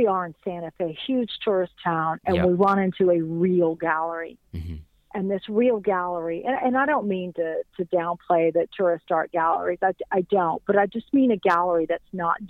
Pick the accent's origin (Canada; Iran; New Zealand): Iran; I'm from Iran, so being a little banished from my own country, I kind of adopted Mexico and South America as my plight.